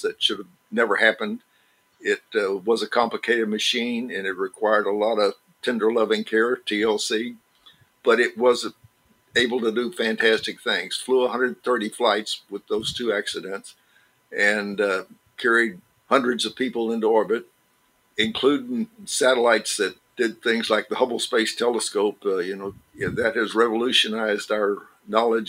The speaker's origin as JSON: {"language": "English", "town": "Porter", "region": "Texas", "country": "United States", "tie": "born or raised there", "also_born_or_lived": "Beaumont, Texas", "moved": "yes", "said": "I'm pretty proud to have a school named after me back in my hometown."}